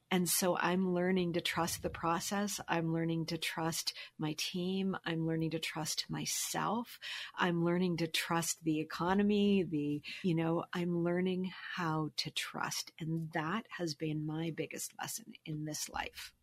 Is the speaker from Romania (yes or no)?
no; Halifax, Nova Scotia, Canada; moved away as an adult; also born or lived in Toronto; I'm originally from Halifax